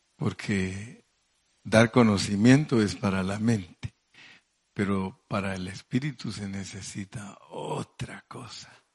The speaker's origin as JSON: {"language": "Spanish", "country": "Mexico", "said": "hablando en buen mexicano"}